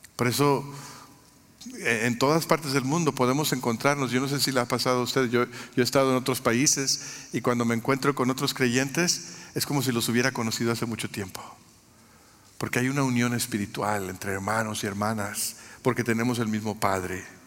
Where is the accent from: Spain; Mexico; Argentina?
Mexico; now in United States; Yo, nací en México, soy mexicano de origen